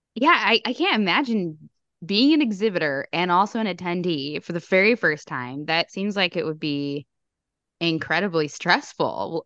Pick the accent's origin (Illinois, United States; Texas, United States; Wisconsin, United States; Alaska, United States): Illinois, United States; Chicago; as another Chicagoan here